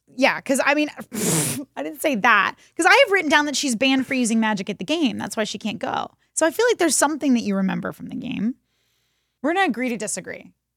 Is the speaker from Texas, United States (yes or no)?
yes; Texas, United States; we're from Texas